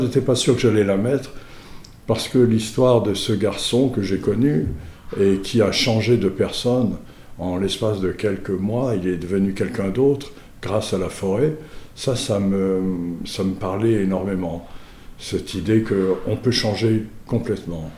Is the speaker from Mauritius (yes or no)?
yes; Mauritius; je suis mauricien, donc euh, étant mauricien